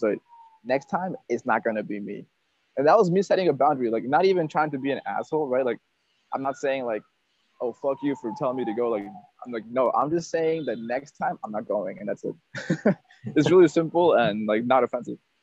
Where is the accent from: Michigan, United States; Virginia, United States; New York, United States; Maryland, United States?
Virginia, United States; Northern; moved away as an adult; also born or lived in Peru; now in Vietnam; in my hometown of Northern Virginia, people are not blunt.